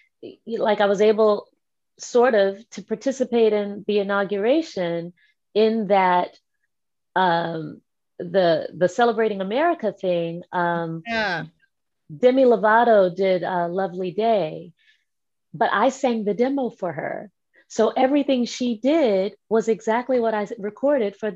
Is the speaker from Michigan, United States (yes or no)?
no; Washington, District of Columbia, United States; also born or lived in New York; my hometown in DC